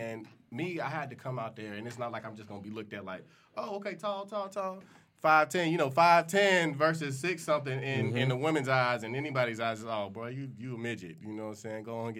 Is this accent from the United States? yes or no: yes; Houston, Texas, United States; I'm from Houston. H-Town, baby.